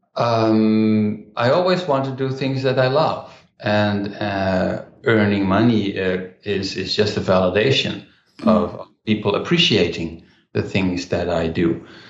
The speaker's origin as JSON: {"language": "English", "town": "Rotterdam", "region": "South Holland", "country": "Netherlands", "tie": "born or raised there", "said": "my hometown in Rotterdam, in the Netherlands"}